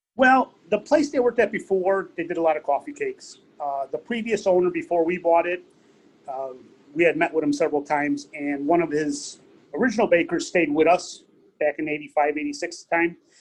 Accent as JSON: {"language": "English", "town": "Cicero", "region": "Illinois", "country": "United States", "tie": "born or raised there", "also_born_or_lived": "Stickney", "moved": "as an adult", "lives_now": "Tinley Park, United States", "said": "Grew up in Cicero uh, till I was about, till I got married."}